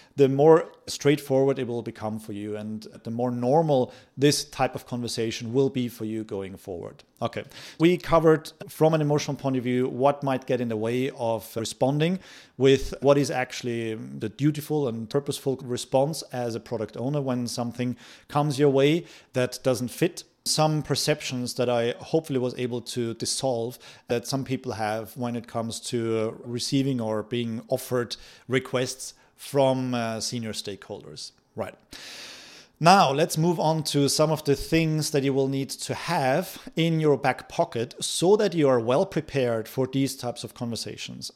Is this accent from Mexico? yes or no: no; Austria; moved away; I come from Austria